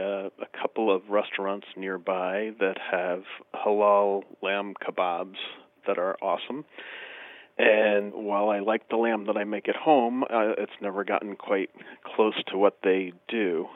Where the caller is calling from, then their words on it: Albany, New York, United States; Near Albany, New York.